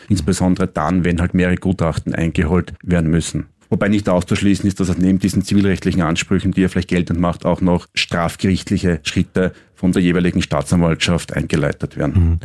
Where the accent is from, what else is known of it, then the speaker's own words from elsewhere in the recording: Styria, Austria; also born or lived in Vienna; als gebürtiger Steirer